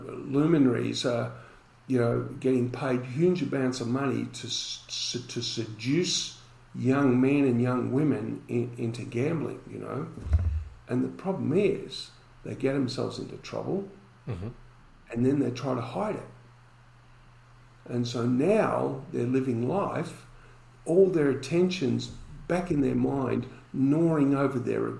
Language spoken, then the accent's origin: English; Collingwood, Victoria, Australia; when I was growing up in Collingwood, if you wanted to place a bet, you had to walk out the door, walk down the street, round the corner to go into the betting shop.